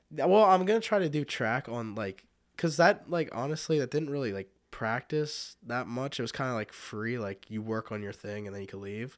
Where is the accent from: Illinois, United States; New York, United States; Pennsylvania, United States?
Pennsylvania, United States; Fredericksburg; I've lived in Fredericksburg my whole life. I think I moved there when I was less than a year old, so my whole life that I remember.